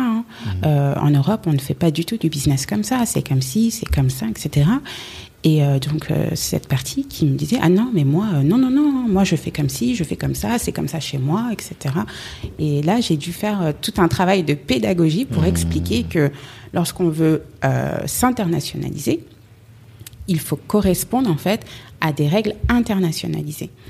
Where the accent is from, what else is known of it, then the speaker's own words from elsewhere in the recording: Paris, Île-de-France, France; je suis née à Paris, j'ai grandi à Paris